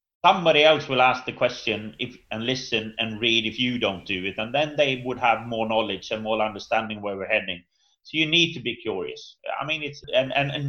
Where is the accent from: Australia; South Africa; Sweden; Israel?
Sweden; I'm from Sweden